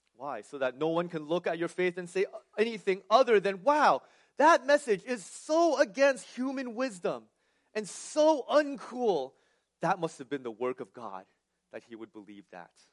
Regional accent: New Jersey, United States; also born or lived in California; I was born and raised in New Jersey

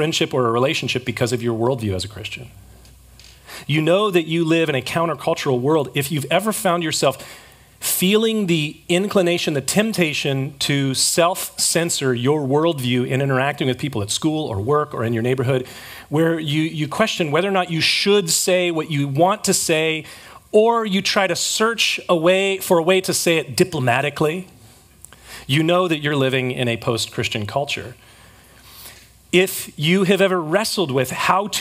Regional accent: San Diego, California, United States; I grew up here, born and raised in San Diego

